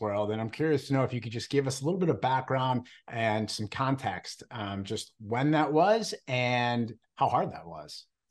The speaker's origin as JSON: {"language": "English", "town": "Cleveland", "region": "Ohio", "country": "United States", "said": "I'm from Cleveland"}